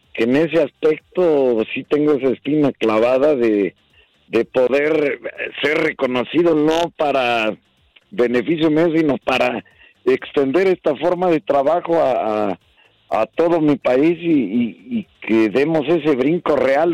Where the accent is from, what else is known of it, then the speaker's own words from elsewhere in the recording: Mexico; moved away as an adult; now in Costa Rica; mi país de México